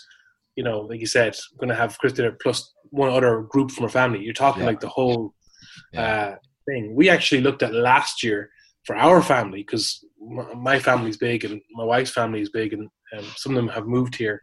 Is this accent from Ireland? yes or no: yes; Ireland; born or raised there; moved away